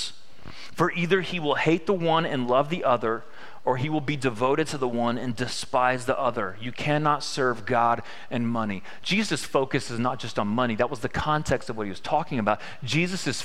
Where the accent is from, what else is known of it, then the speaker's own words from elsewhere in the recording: Victoria, Texas, United States; I'm from Victoria, Texas